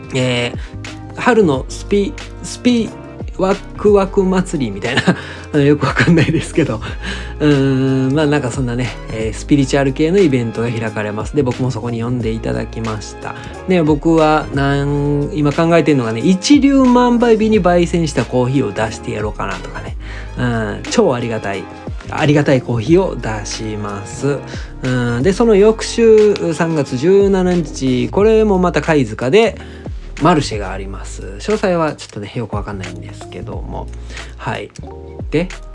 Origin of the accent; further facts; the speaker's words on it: Osakasayama, Osaka, Japan; 僕の地元である大阪狭山市に一個あるんですよ